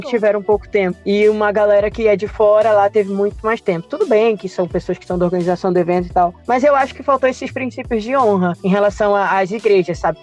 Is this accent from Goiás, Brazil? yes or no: no; Pará, Brazil; eu sou, sou paraense, paraense no, é norte e nordeste